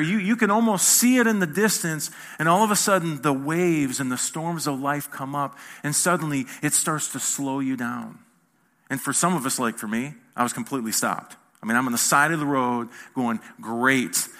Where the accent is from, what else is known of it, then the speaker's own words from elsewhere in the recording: Michigan, United States; I'm not from here, as you can see. I'm from Michigan.